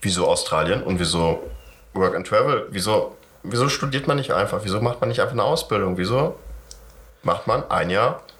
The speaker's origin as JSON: {"language": "German", "region": "Southern Germany", "country": "Germany", "said": "Ich komme immer noch aus Süddeutschland."}